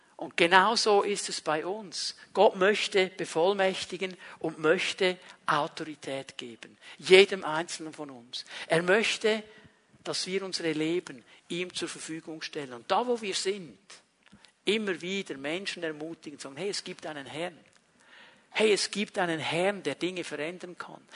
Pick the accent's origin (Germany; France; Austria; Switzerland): Switzerland; jemand, der an einem bestimmten Ort in der Schweiz aufgewachsen ist